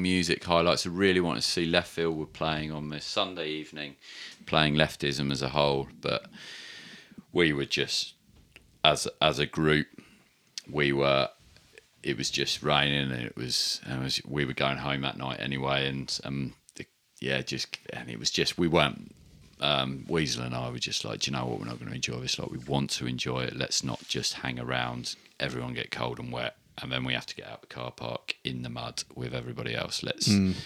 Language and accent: English; England, United Kingdom; we're English